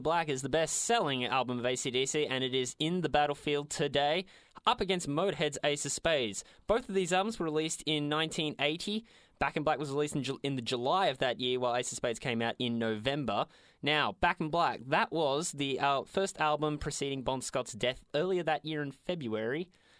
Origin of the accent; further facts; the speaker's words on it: Australia; We're Australian. … is kind of in our veins from birth.